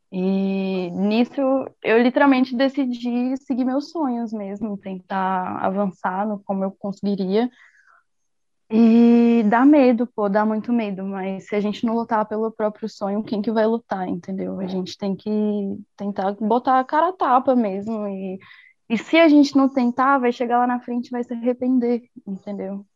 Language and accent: Portuguese; Brasília, Federal District, Brazil; moved away; eu sou de Brasília